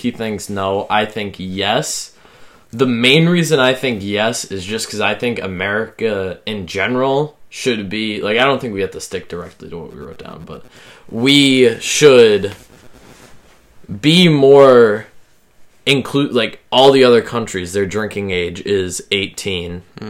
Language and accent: English; Massachusetts, United States; Grew up in Massachusetts. Lived my whole life in Massachusetts.